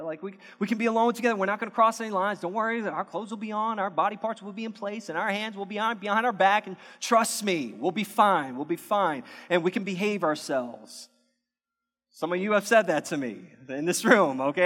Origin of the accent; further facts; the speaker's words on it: United States; We as American viewers